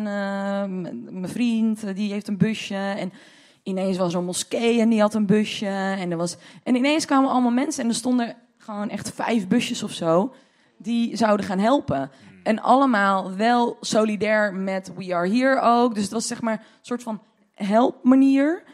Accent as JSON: {"language": "Dutch", "town": "Deventer", "region": "Overijssel", "country": "Netherlands", "moved": "yes", "lives_now": "Amsterdam, Netherlands", "said": "Ik kom uit Deventer oorspronkelijk"}